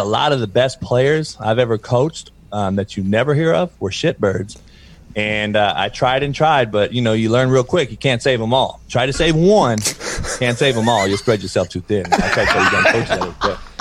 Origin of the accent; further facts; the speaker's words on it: Compton, California, United States; growing up in Compton